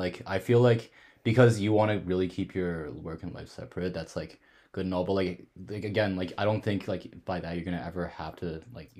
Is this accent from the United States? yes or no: no; Calgary, Alberta, Canada; moved away as an adult; now in London, Canada; I'm from Calgary, Alberta, and I'm a third year student at Western University